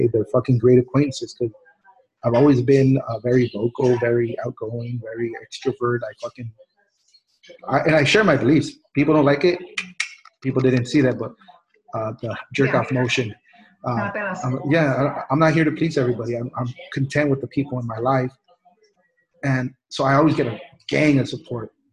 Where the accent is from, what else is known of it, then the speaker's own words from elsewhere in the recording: El Monte, California, United States; also born or lived in Mexico; where I grew up in El Monte